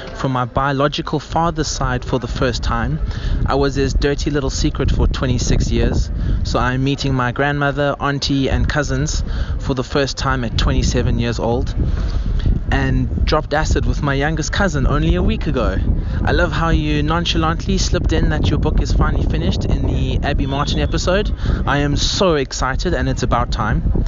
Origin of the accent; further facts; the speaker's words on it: South Africa; now in China; I am a South African working in China